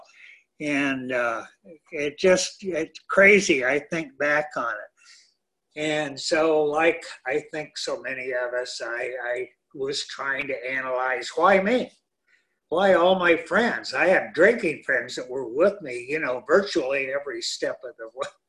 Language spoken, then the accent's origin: English; San Gabriel Valley, Greater Los Angeles, California, United States; I was born and raised in Southern California, Greater LA, and went to school here